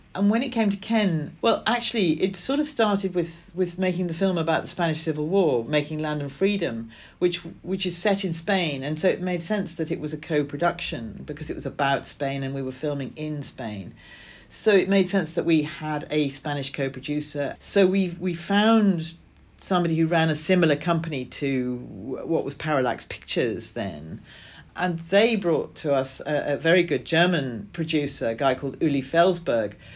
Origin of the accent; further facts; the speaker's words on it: Scotland, United Kingdom; I grew up in Scotland in a, a small town